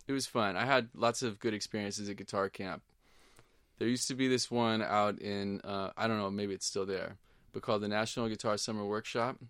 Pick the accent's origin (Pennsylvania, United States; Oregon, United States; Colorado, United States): Oregon, United States; Portland; now in Duarte, United States; when I grew up in Portland